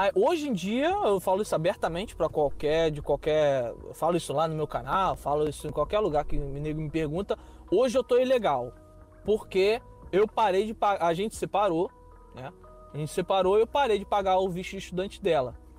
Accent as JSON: {"language": "Portuguese", "region": "Rio de Janeiro", "country": "Brazil", "tie": "born or raised there", "accent": "carioca", "first_language": "Portuguese", "moved": "as an adult", "said": "Eu sou carioca, nascido e criado numa, em favela."}